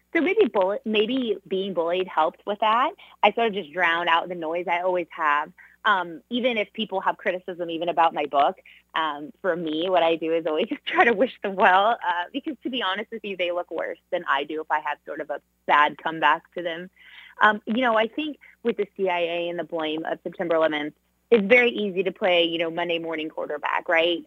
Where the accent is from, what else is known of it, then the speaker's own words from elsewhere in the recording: Southern California, United States; growing up in Southern California